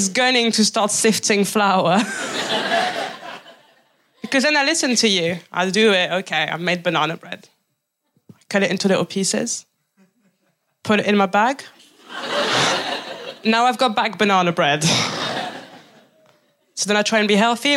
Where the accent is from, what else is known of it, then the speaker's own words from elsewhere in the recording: France; now in England, United Kingdom; I'm from France